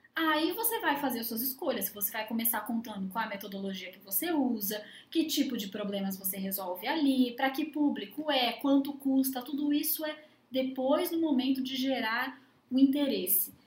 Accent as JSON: {"language": "Portuguese", "country": "Brazil"}